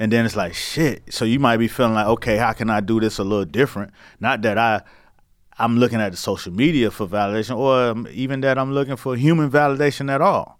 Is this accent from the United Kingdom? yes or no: no; Miami, Florida, United States; I'm from Miami